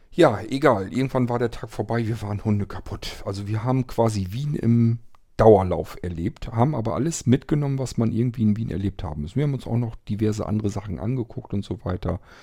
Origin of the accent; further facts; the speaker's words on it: Germany; bei uns in Deutschland